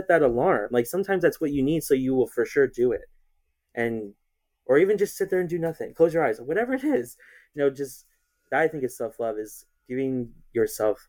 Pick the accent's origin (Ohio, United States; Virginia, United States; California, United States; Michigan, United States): California, United States; Chino; I grew up here in the same place. I am in Chino, California